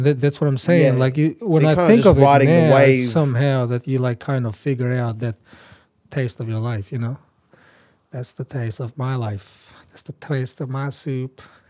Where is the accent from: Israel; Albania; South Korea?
Albania; moved away as an adult; also born or lived in Turkey / Florence, Italy; now in Australia; So I was born in Albania, lived in Turkey, lived in Italy